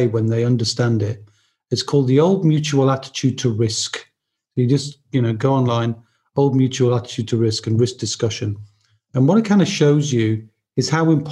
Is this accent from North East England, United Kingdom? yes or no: yes; Newcastle upon Tyne, North East England, United Kingdom; moved away; I'm originally from Newcastle, as I mentioned, so I'm a very mad fan of Newcastle United.